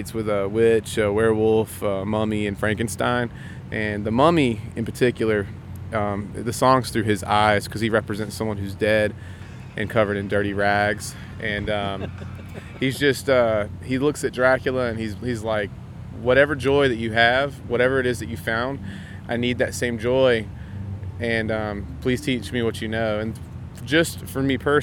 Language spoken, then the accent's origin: English; South Carolina, United States; We're from South Carolina